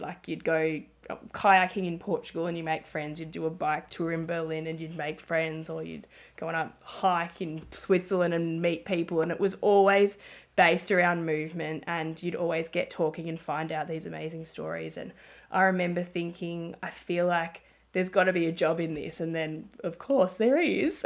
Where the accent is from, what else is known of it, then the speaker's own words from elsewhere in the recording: Melbourne, Victoria, Australia; also born or lived in Ballarat; I grew up in Melbourne and my family and friends are here